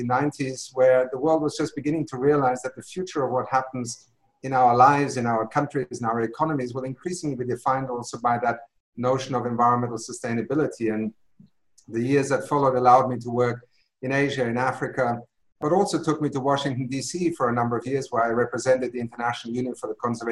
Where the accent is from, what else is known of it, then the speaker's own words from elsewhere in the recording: Brazil; moved away; I was born in Brazil on a farm where there was no electricity.